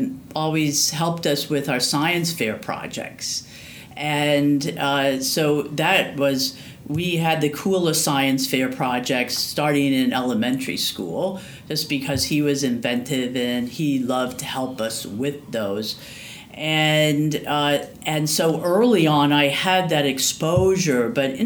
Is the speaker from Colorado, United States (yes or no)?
no; Davenport, Iowa, United States; Right, so I was born and raised in Iowa, in Davenport, Iowa.